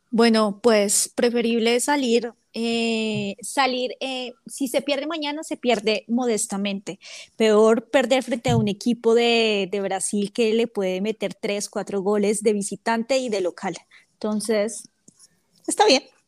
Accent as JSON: {"language": "Spanish", "region": "Bogotá", "country": "Colombia", "said": "yo soy de Bogotá"}